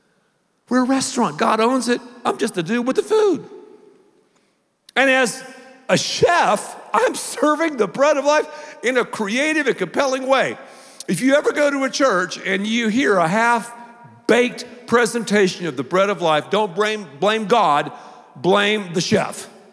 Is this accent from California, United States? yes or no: no; Texas, United States; I'm from Texas, man. We have toothpicks all the time.